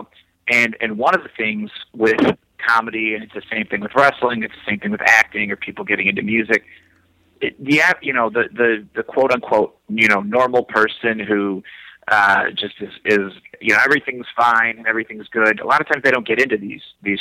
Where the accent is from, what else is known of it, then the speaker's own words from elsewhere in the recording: Schererville, Indiana, United States; moved away as an adult; also born or lived in Los Angeles; now in Chicago, United States; I grew up in Schererville, Indiana, which is considered Northwest Indiana, which is basically a suburb of Chicago.